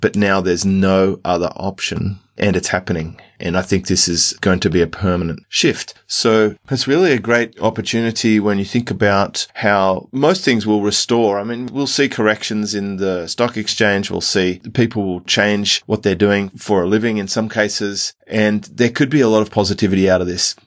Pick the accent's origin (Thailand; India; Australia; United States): Australia; because we're Australian, we get this Medicare card